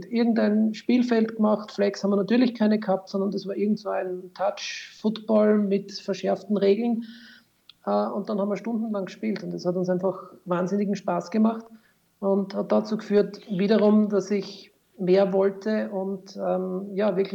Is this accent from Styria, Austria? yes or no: yes; Styria, Austria; allerdings keiner in der Steiermark, wo ich her bin